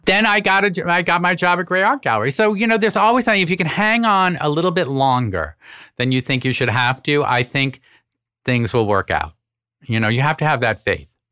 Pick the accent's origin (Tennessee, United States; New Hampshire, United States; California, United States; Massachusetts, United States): Massachusetts, United States; Boston; now in New York, United States; move home to Boston